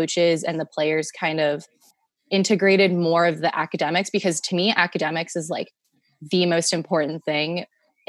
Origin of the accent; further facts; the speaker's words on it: San Jose, California, United States; moved away as an adult; now in Tacoma, United States; I am from San Jose, California, born and raised